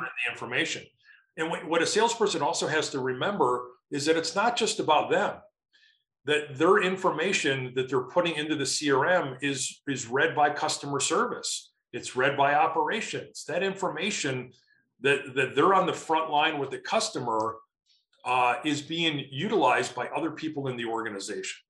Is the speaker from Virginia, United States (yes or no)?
no; Chicago, Illinois, United States; now in Colorado, United States; I'm from Chicago originally